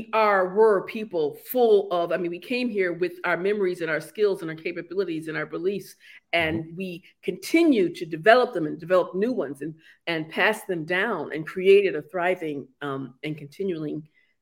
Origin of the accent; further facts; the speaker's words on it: central New York, United States; also born or lived in South Carolina Lowcountry; now in South Carolina, United States; I actually grew up in central New York, but I moved to South Carolina Lowcountry to the Gullah community, well, long, long time ago. And I came down to help my grandma and I stayed.